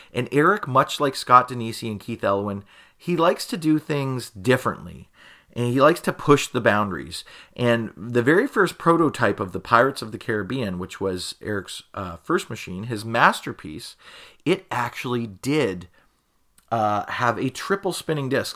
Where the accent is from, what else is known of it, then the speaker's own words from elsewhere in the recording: Canada; that's how we would pronounce it here in Canada. And of course, I'm Canadian